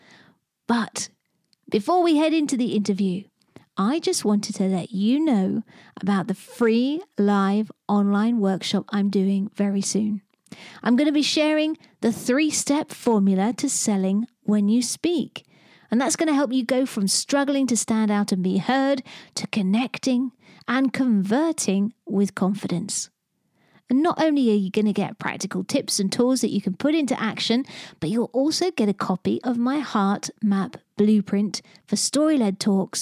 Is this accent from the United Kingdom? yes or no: yes; England, United Kingdom; as an English woman who's barely mastered the basic niceties of a second language